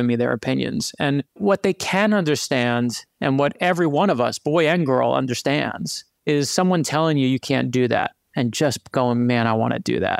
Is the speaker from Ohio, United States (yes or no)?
no; New York City, New York, United States; growing up in Brooklyn, New York, which is where I actually grew up